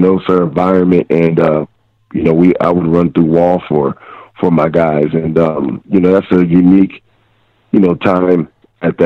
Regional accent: Eastern Pennsylvania, United States; moved away as an adult; I'm from Eastern Pennsylvania, you know, small blue-collar town

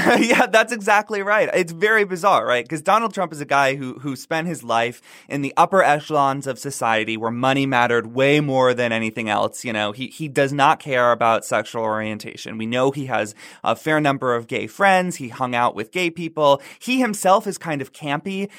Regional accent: North Florida, United States; I grew up in the South. I grew up in North Florida. We call it the Redneck Riviera

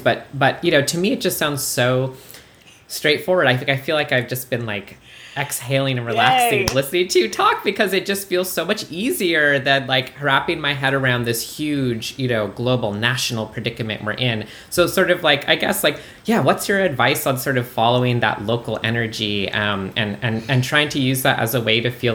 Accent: Canada; now in United States; I'm famously from Canada. I'm an immigrant

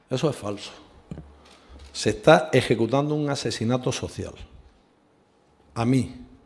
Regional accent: Spain

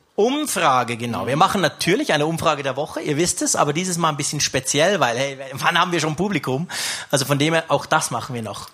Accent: Switzerland; ich komme aus der Schweiz, ich komme aus den Bergen, also richtig weit weg

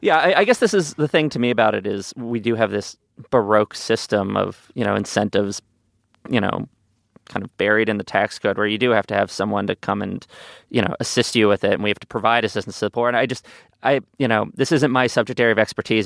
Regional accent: New York City, New York, United States; as a New Yorker

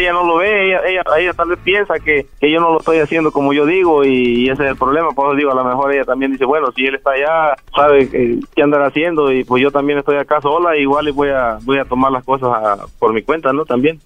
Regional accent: Jalisco, Mexico; born or raised there; moved away; also born or lived in Guerrero

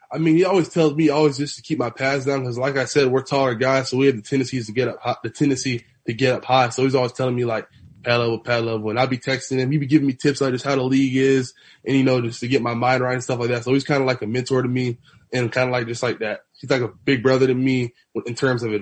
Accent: Broward County, Florida, United States; growing up in Broward

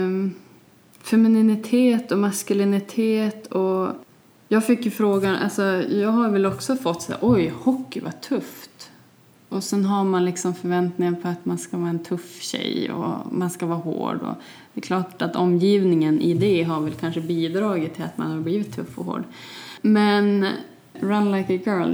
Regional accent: Vilhelmina, Västerbotten County, Sweden; also born or lived in Holmsund; När vi flyttade från Holmsund till Vilhelmina

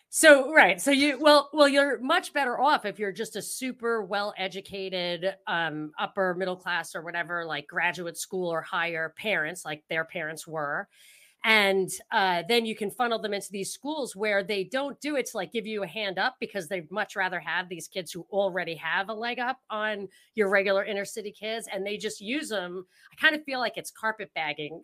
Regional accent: upstate New York, United States; I'm from upstate, like, not very far upstate, I still got the accent a little bit

